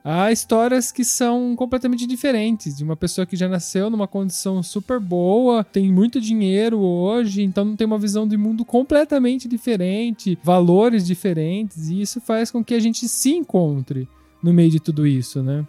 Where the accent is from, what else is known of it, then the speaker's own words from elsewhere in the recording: São Carlos, São Paulo, Brazil; now in Italy; De onde eu vim de São Carlos, não tem ninguém, nenhum velhinho